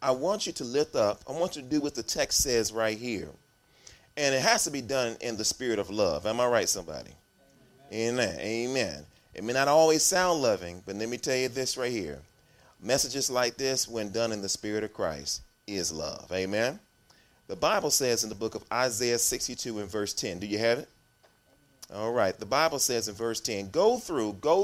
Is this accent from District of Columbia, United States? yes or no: yes; Washington, District of Columbia, United States; I'm from Washington, D.C., so I live not too far from the General Conference